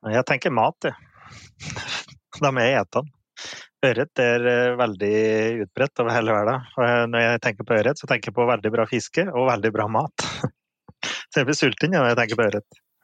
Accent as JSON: {"language": "Norwegian", "area": "Finnskogen", "region": "Innlandet", "country": "Norway", "tie": "born or raised there", "said": "hjemme på Finnskogen"}